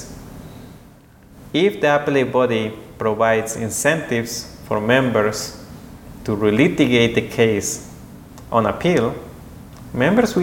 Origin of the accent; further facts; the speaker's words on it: Guatemala City, Guatemala Department, Guatemala; moved away as an adult; now in Geneva, Switzerland; I am from Guatemala, 100%